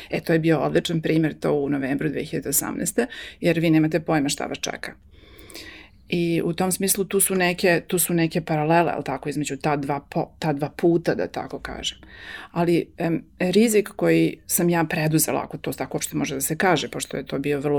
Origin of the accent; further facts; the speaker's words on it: Serbia; moved away; naš povratak mog supruga i mene prošle godine ovde u Srbiju